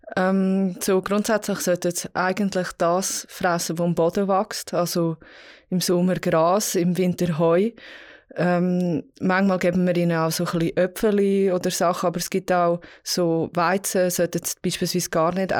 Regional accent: Vals, Graubünden, Switzerland; ich bin jetzt Pfalz aufgewachsen

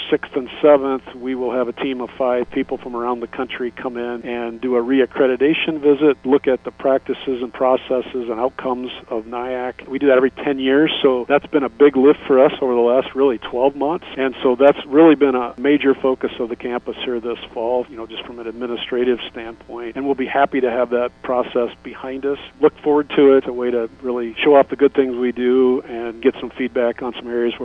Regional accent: Geneva, Iowa, United States; also born or lived in Carroll, Iowa; now in Mason City, United States; I'm originally from Geneva, North Iowa, so I knew Mason City

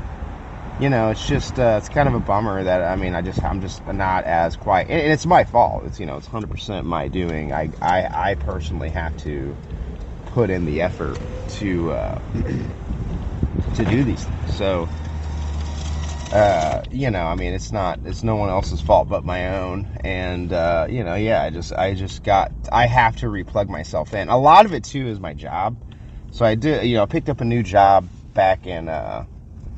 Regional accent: Kansas City, United States; I'm from Kansas City

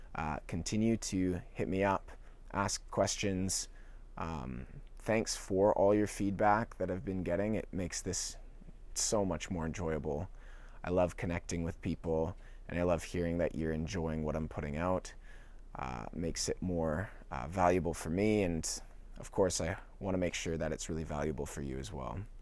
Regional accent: Canada; also born or lived in Vancouver Island, British Columbia; as a Canadian

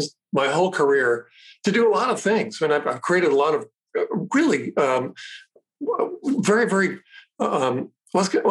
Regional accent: New England, United States; moved away; We were on the Massachusetts, Rhode Island border

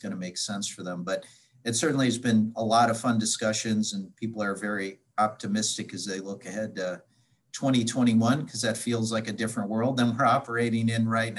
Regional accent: Milwaukee, Wisconsin, United States; now in Cincinnati, United States; back in my hometown of Milwaukee

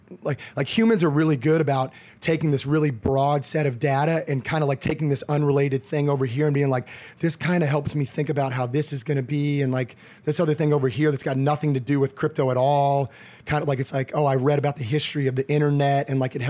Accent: College Station, Texas, United States; moved away as an adult; also born or lived in Houston, Texas / Chicago; I grew up in College Station, Texas.

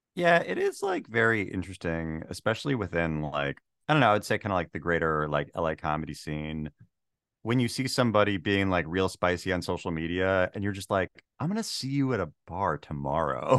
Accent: Washington, United States; moved away; also born or lived in Los Angeles; I grew up in the Twilight of Preservation, Washington State

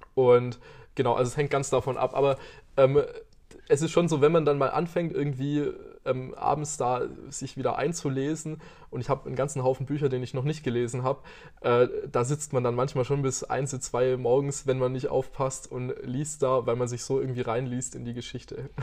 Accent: Aalen, Baden-Württemberg, Germany; also born or lived in Karlsruhe / Tübingen; ich bin nicht in Aalen geboren, aber äh, ich bin, sagen wir mal, in Aalen beheimatet

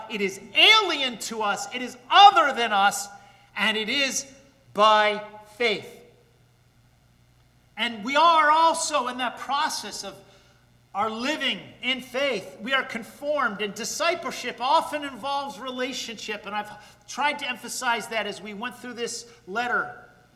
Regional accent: Paterson, New Jersey, United States; my hometown of Paterson, New Jersey

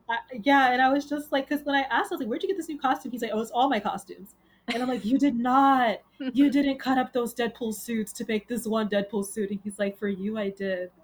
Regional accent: New York City, New York, United States; also born or lived in Bronx; I am originally from Queens, but I live in the Bronx

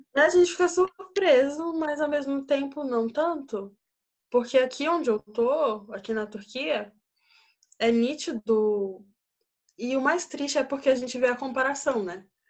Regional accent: Brasília, Federal District, Brazil; moved away as an adult; now in Turkey; Sou brasiliense e até o ano passado eu morava em Brasília, nunca tinha saído de Brasília

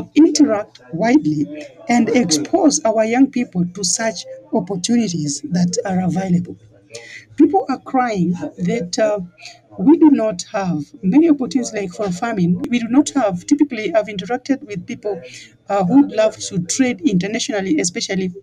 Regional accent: Kenya; we in Kenya, as I was introducing myself, I told you that I'm a Luo, and we majorly live around Lake Victoria

